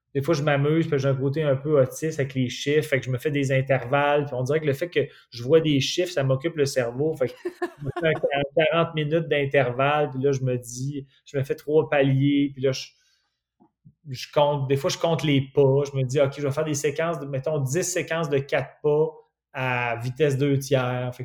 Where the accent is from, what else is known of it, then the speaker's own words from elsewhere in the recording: Quebec City, Quebec, Canada; je viens de Québec